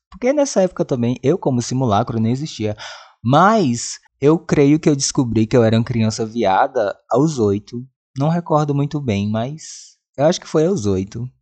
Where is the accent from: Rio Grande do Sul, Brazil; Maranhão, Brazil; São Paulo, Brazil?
Maranhão, Brazil; Presidente Dutra; moved away; a cidade onde eu cresci, Presidente Dutra, Maranhão.